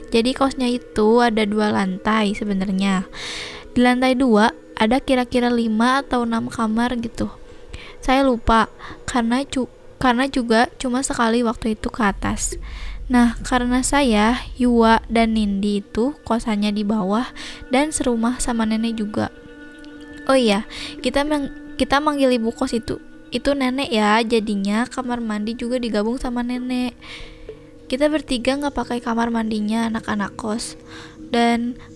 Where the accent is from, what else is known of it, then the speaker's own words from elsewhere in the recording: Majalaya, West Java, Indonesia; Saya dari Majalaya juga.